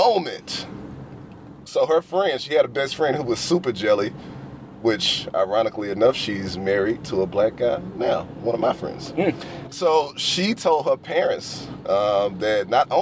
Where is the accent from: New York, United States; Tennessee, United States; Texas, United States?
Tennessee, United States; Memphis; also born or lived in Murfreesboro, Tennessee; I was born in Memphis, Tennessee. I didn't go to school with one white person in Memphis.